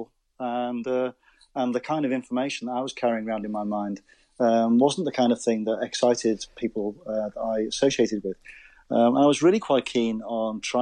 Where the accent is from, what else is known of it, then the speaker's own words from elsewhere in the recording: Wirral, Merseyside, North West England, United Kingdom; accent: Scouse; now in Cork, Ireland; originally, I'm from Merseyside. I was born on the Wirral, so you can probably detect a slight Scouse accent.